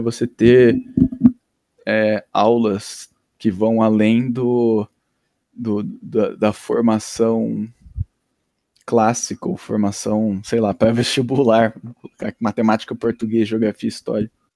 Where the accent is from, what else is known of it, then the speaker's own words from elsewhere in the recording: Londrina, Paraná, Brazil; also born or lived in Nova Iguaçu, Rio de Janeiro / Ivaiporã/Itamaiana, Paraná / Grandes Rios, Paraná; Até parar em Londrina em quando tinha seis anos